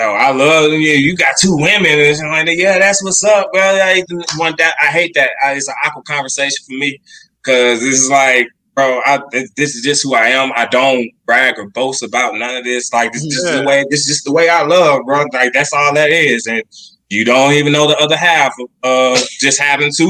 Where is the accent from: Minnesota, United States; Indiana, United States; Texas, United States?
Texas, United States; We are from Texas